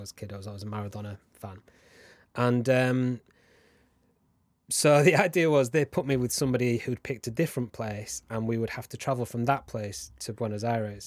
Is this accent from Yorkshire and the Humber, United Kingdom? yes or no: yes; Huddersfield, Yorkshire and the Humber, United Kingdom; I'm from Huddersfield, which is where James Whittam is from